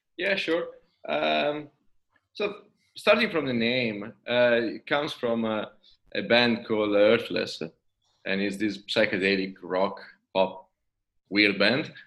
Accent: Italy; accent: Italian; English is a second language; moved away as an adult; now in Sydney, Australia; in between the name and my accent, probably you figured out that uh, I'm Italian

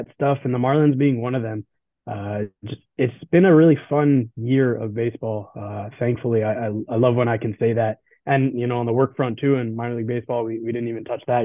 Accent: South Florida, United States; I grew up in South Florida

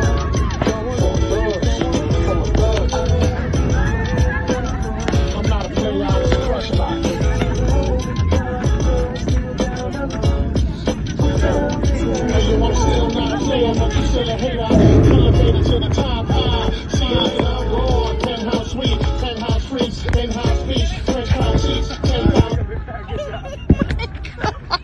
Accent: New York, United States; now in Savannah, United States; I'm from New York

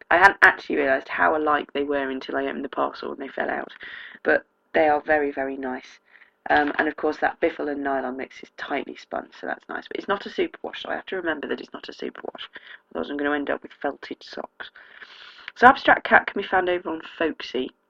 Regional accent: South East England, United Kingdom; accent: Oxfordshire; I don't think I have much of a native accent. The town I grew up in um, has an awful lot of people who've moved out from London and commute in, so it's quite diluted the Oxfordshire accent.

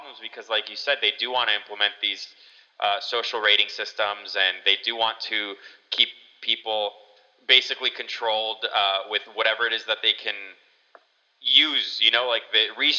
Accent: United States

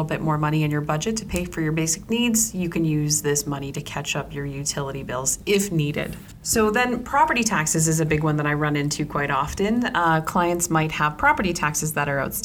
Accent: Ontario, Canada; moved away; I'm originally from Ontario

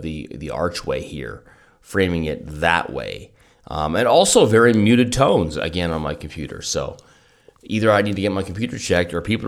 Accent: Kelowna, British Columbia, Canada; That is not something that I grew up with in Kelowna

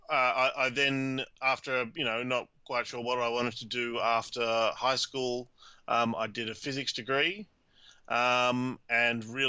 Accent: Australia; also born or lived in Cambridge, United Kingdom / Switzerland; I'm Australian, grew up in Australia, did my undergrad at Sydney University

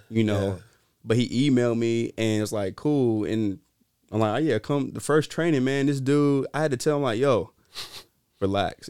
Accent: Greensboro, North Carolina, United States; now in Sacramento, United States; I'm from Greensboro, North Carolina

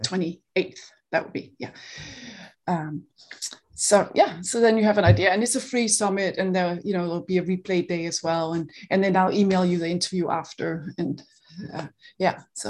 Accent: Denmark; accent: Danish; English is a second language; now in Seattle, United States; I grew up in Denmark, so I live in Seattle, but, you know, I'm, I'm Danish

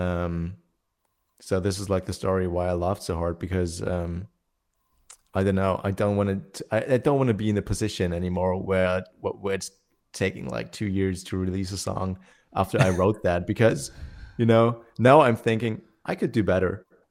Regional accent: Germany; I'm in Germany, uh, my hometown

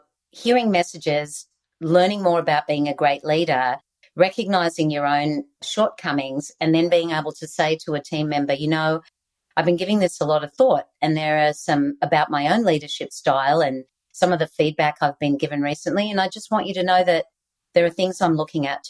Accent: Australia; accent: Aussie; moved away; I still have my Aussie accent

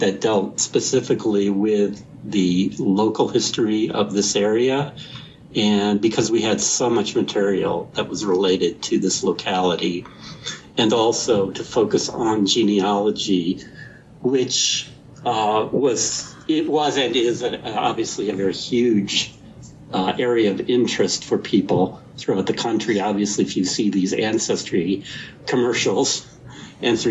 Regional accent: Bay Village, Ohio, United States; also born or lived in Lakewood, Ohio; now in Cincinnati, United States; I grew up in Bay Village, Ohio

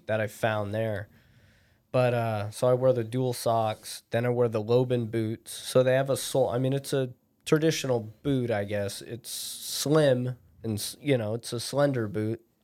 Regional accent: Anchorage, Alaska, United States; I'm born and raised in Anchorage

